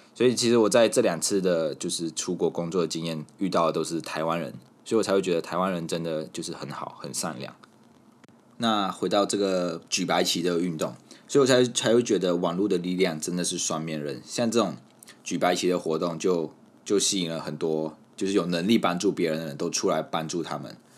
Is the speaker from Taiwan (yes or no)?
no; Malaysia; moved away; 在我家乡